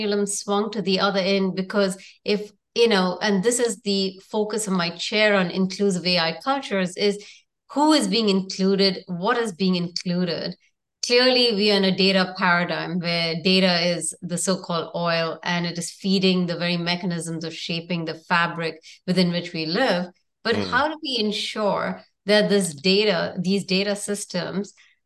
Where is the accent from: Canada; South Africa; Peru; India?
India; moved away as an adult; also born or lived in New York / San Francisco; I come from India